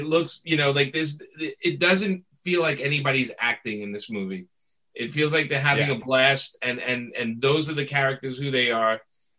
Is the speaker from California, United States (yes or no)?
no; New York, United States; being a New Yorker